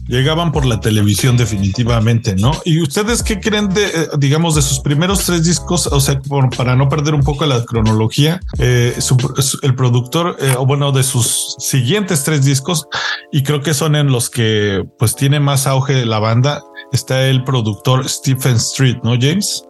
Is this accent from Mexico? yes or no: yes; Mexico; en México lo conoceríamos como los Chairos y los Fifis